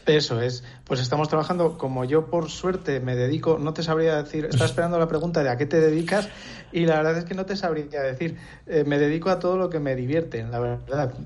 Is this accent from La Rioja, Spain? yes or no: yes; Nájera, La Rioja, Spain; also born or lived in Alesanco / Logroño; now in Villamediana de Iregua, Spain; me he criado entre Alesanco y Nájera